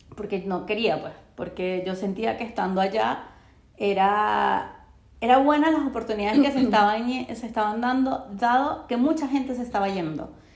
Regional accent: Venezuela; moved away as an adult; now in Chile; estoy en Chile, tengo cinco años, eh, no soy de Chile, pero tampoco soy de Venezuela. O sea, yo sé que yo voy a Venezuela y voy a ser una extranjera

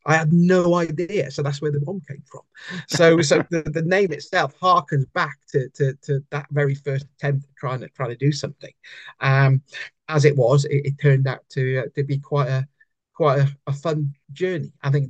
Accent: United Kingdom

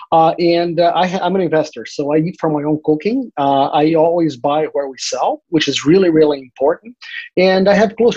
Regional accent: Brazil; now in Florida, United States; I'm from Brazil originally, and in 1991, my father was a bank executive during a bank robbery. My family moved to the U.S. in 1993

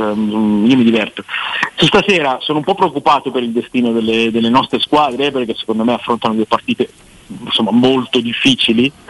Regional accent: Pavia, Lombardy, Italy; moved away as an adult; now in Milan, Italy; io sono di Pavia, abito a Milano

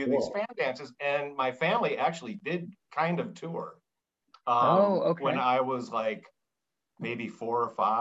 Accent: Chicago, Illinois, United States; I grew up around Chicago.

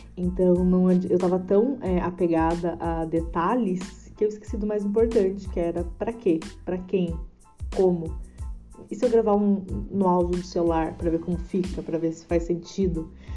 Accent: Tamandaré, Brazil; nasci e morei em Tamandaré

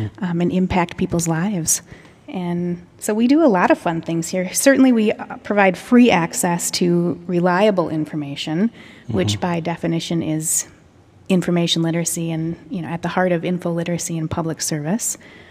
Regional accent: Denver, Iowa, United States; My hometown library in Dear Denver, Iowa

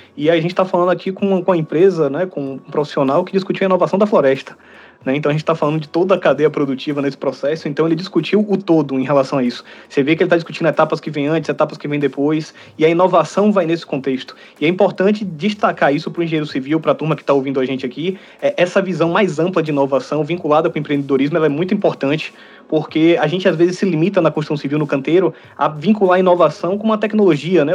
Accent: Brazil; enquanto brasileiro

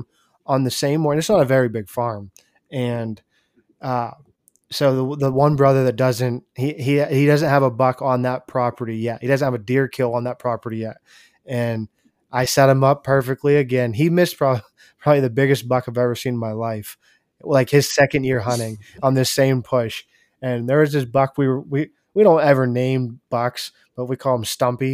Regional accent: Pennsylvania, United States; I'm from Pennsylvania

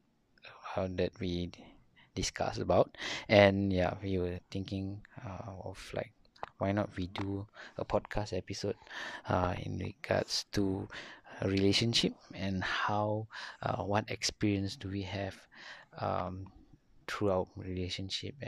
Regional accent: Malaysia; I'm from Malaysia.

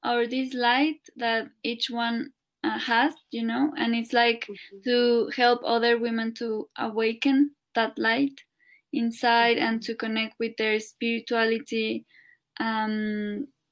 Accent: Mexico; also born or lived in Cuernavaca, Morelos; I'm from Mexico, and I live here in Cuernavaca

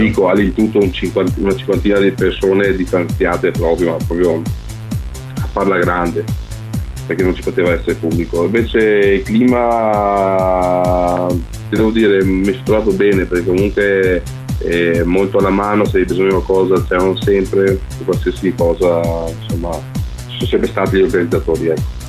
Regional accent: Albania; now in Italy; sono andato giù in Albania, nel mio paese natale

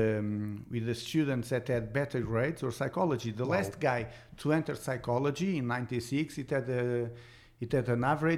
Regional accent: Montalegre, Norte, Portugal; also born or lived in Aveiro; I was born in Aveiro because my father was in the military. So I was in Aveiro for 2 years. After 2 years, my father went to the reserve. So we went back to Montalegre, and I stayed in Montalegre till I was 15 years old.

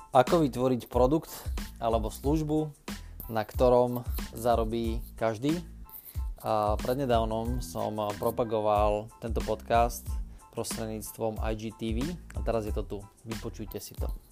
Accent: Námestovo, Žilina Region, Slovakia; pochádzam z Oravy, z takého malého mesta, ktoré sa volá Námestovo

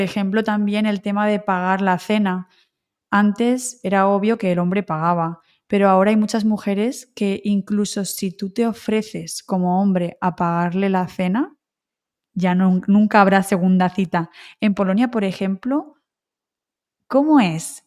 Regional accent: Alicante, Valencian Community, Spain; also born or lived in Wrocław, Poland; tú has estado en mi ciudad, ¿no? Has estado en Alicante.

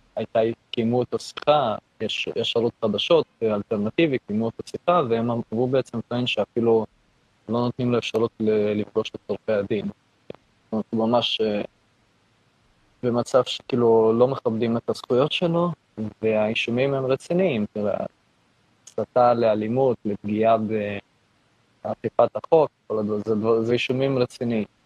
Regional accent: near the Polish border, Lviv area, Lviv Oblast, Ukraine; also born or lived in Israel; now in Canada; אני מאוקראינה

